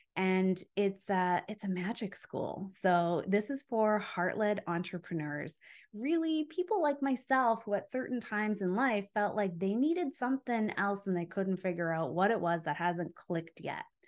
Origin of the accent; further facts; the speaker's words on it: Calgary, Alberta, Canada; moved away as an adult; also born or lived in Ontario; I'm from Calgary, Alberta, but I was living in Ontario at the time.